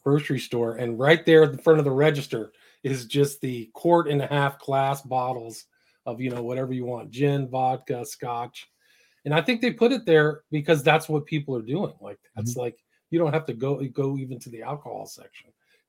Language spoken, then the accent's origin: English; San Francisco, California, United States; I grew up in San Francisco. So to me, it's like a personal thing.